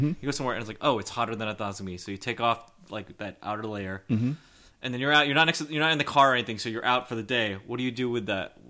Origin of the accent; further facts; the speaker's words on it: Bay Area, California, United States; also born or lived in Chicago; I grew up in the Bay Area. I grew up in California.